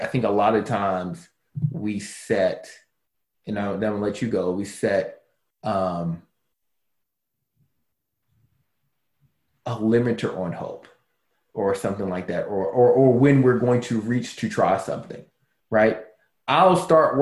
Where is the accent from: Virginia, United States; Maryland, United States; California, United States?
Maryland, United States; Baltimore; I grew up in Baltimore City.